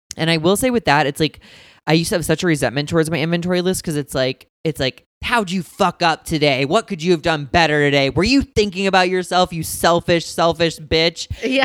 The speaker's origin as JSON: {"language": "English", "town": "St. Louis", "region": "Missouri", "country": "United States", "also_born_or_lived": "Indiana", "said": "I'm from St. Louis, Missouri"}